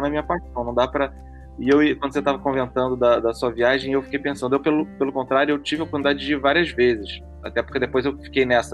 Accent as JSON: {"language": "Portuguese", "country": "Brazil", "said": "a gente até culturalmente, como brasileiro"}